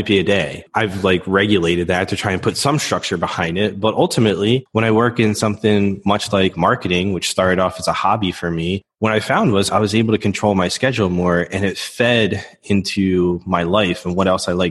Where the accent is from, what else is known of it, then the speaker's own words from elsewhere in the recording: Philadelphia, Pennsylvania, United States; I grew up in the Philadelphia area, Northeast Philadelphia to be specific. My parents then moved us out a little bit north into the suburbs.